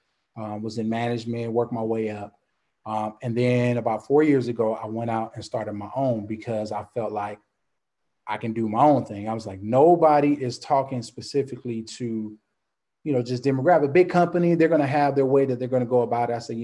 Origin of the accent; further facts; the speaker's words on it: Compton, California, United States; also born or lived in New Orleans, Louisiana / Dallas, Texas; now in Baton Rouge, United States; I grew up in Compton, California, 80s.